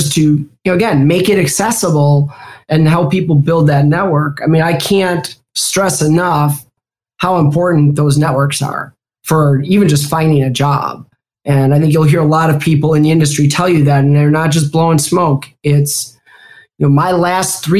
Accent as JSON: {"language": "English", "town": "Milwaukee", "region": "Wisconsin", "country": "United States", "tie": "born or raised there", "accent": "Midwestern"}